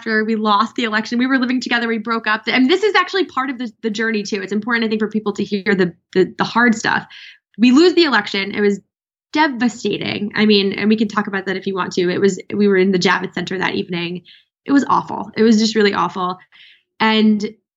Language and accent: English; New York, United States; I'm from New York